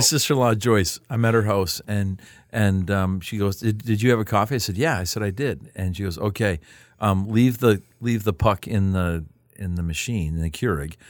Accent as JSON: {"language": "English", "country": "Canada", "said": "I'm from Canada."}